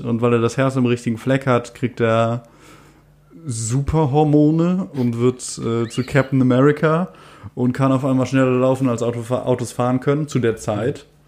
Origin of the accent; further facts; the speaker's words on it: Germany; als Deutscher